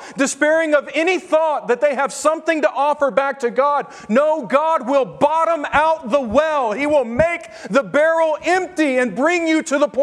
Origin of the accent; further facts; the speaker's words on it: Tennessee, United States; moved away; The spiritual diet in Texas is a lot like what I grew up under in Tennessee